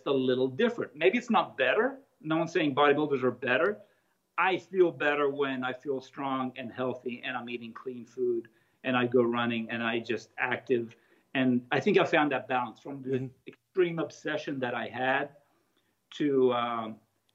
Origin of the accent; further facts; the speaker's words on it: Italy; moved away; also born or lived in Australia; I grew up in Australia. I'm from Italy. At 12, I was still in Italy